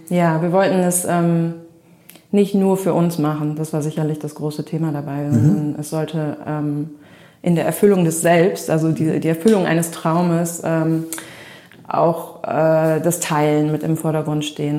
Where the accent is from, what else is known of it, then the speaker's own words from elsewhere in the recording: Melle, Lower Saxony, Germany; moved away as an adult; also born or lived in Düsseldorf / Cape Town; ich bin in Melle groß geworden ähm, als älteste von vier Kindern. Ähm, Melle ist bei Osnabrück